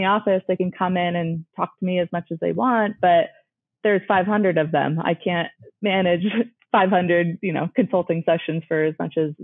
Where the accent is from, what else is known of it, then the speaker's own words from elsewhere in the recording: California, United States; born and raised in California